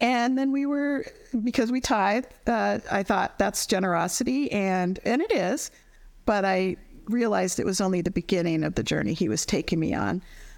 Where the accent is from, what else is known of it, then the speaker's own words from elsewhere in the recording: Colorado, United States; now in Washington, D.C., United States; I grew up in Colorado